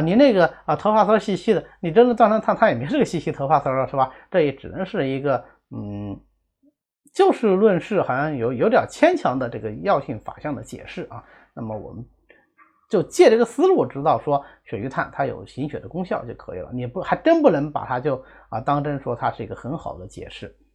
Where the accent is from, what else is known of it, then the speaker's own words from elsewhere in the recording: China; 这个是我们中国人传统的一个方法啊